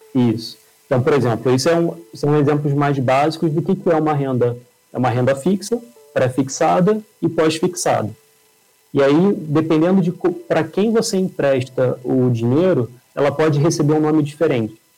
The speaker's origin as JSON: {"language": "Portuguese", "region": "Rio de Janeiro", "country": "Brazil", "moved": "as an adult", "lives_now": "São Paulo, Brazil", "said": "acho que o sotaque vai entregar um pouco. Eu sou carioca, mas acabei mudando aqui para São Paulo"}